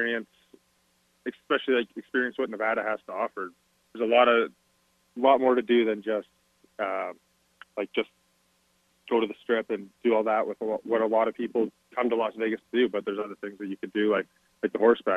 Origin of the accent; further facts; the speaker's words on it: Calgary, Alberta, Canada; I'm from the city. I've been born and raised in Calgary